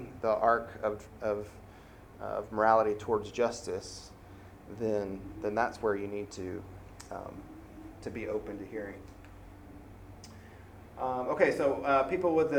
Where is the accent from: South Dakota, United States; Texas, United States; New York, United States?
Texas, United States; San Antonio; moved away as an adult; also born or lived in Augusta, Georgia / Jackson, Mississippi; I grew up in San Antonio, which is a very diverse